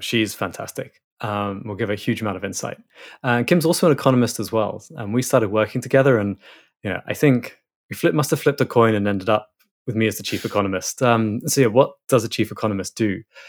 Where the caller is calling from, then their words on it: Biarritz, Nouvelle-Aquitaine, France; So I'm currently in Biarritz in France, which may not be a place many people know, but I'm being a digital nomad for a bit. So I'm normally based in London, but currently on the west coast of France, just north of Spain.